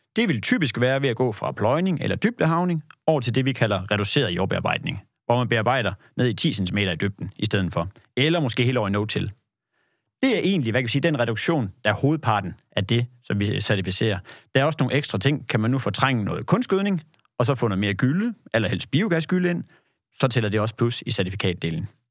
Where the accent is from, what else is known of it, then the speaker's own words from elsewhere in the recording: Denmark; also born or lived in Kolding; jeg er fra det jyske